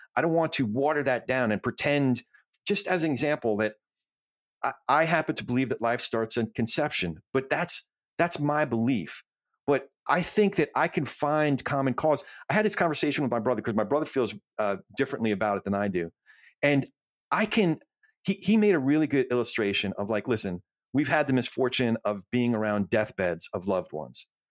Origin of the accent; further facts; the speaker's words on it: New Jersey, United States; moved away; I grew up in Jersey